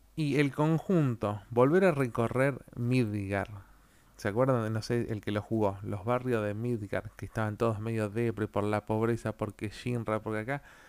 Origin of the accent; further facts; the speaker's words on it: Argentina; yo soy de Argentina